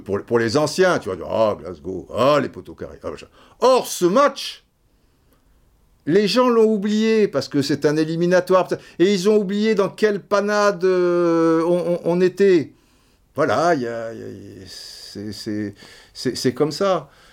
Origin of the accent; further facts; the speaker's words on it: France; also born or lived in Brazzaville, Republic of the Congo (born) / French Antilles (mother's side); je suis français.